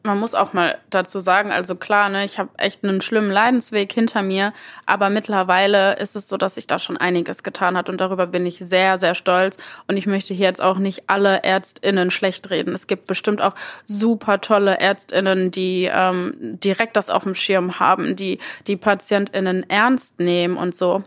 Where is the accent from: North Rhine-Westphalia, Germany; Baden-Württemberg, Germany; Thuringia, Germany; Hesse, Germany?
North Rhine-Westphalia, Germany; Mülheim an der Ruhr; ich bin äh, in Mülheim geboren und aufgewachsen und wohne auch immer noch in Mülheim